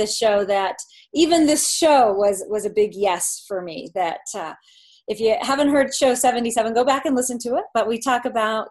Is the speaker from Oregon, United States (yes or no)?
yes; Portland, Oregon, United States; I was born and raised in Portland, Oregon, went to Westland High School, went on to Linfield College